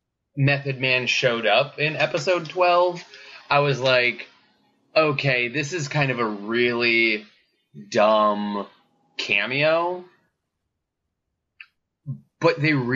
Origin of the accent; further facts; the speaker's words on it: Arizona, United States; now in Los Angeles, United States; growing up in Arizona and growing up in, not growing up, but currently living